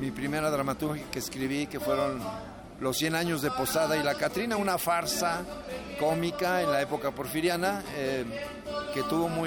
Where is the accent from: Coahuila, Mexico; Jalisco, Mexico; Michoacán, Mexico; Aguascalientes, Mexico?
Michoacán, Mexico; Morelia; also born or lived in Veracruz / Mexico City / Los Angeles / Tijuana; Yo nací en Veracruz, de donde es mi mamá, pero no conozco bien Veracruz, eh, más bien crecí entre Morelia, la Ciudad de México, Los Ángeles y Tijuana.